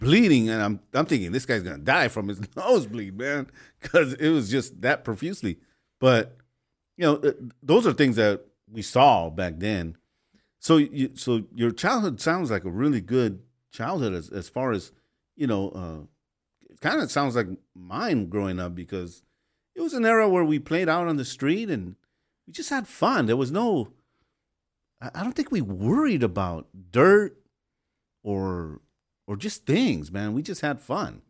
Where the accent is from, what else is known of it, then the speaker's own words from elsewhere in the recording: Los Angeles, California, United States; growing up in Los Angeles